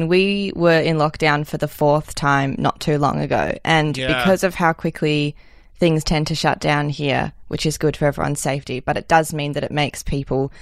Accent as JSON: {"language": "English", "town": "Melbourne", "region": "Victoria", "country": "Australia", "tie": "born or raised there", "said": "I grew up in Melbourne. I've actually lived in the same house my whole life"}